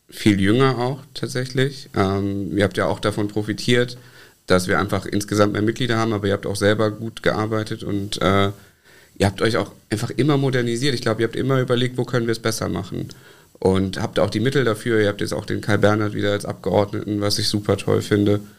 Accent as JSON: {"language": "German", "town": "Koblenz", "region": "Rhineland-Palatinate", "country": "Germany", "tie": "born or raised there", "lives_now": "Mainz, Germany", "said": "Ich sage immer, ich komme eigentlich aus Koblenz, aber ich komme eigentlich nicht mehr aus Koblenz, sondern aus Wolken."}